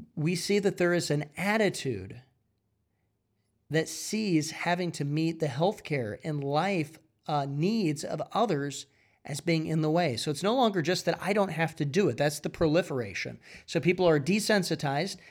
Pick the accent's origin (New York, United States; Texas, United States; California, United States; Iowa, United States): Iowa, United States; I'm from Iowa.